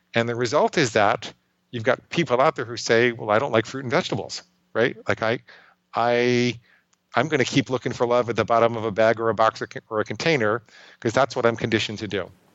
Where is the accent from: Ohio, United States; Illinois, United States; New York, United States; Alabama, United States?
New York, United States; New York City; I grew up in and around New York City